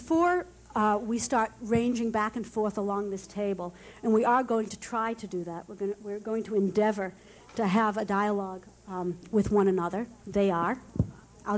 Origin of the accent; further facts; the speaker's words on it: Boston, Massachusetts, United States; growing up in Boston